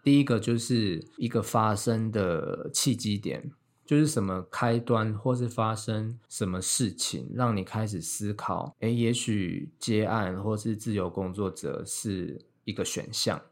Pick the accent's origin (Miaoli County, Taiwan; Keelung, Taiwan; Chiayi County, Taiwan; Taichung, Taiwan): Miaoli County, Taiwan; also born or lived in Taipei / London; 我就先从台北就是搬回苗栗这样，就在家里生活